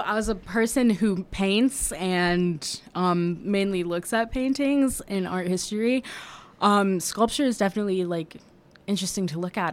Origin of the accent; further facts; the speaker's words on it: Washington, District of Columbia, United States; also born or lived in New York; I am originally from New York. I grew up in Washington, D C, though.